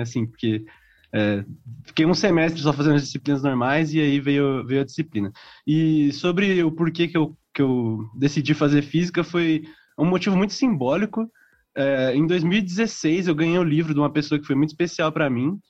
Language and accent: Portuguese; Valinhos, São Paulo, Brazil; eu sou de Valinhos, interior de São Paulo